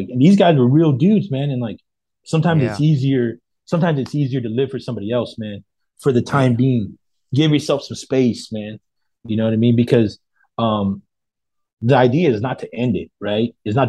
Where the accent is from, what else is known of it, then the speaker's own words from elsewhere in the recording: Modesto, California, United States; I'm from Modesto, so like by like Stockton.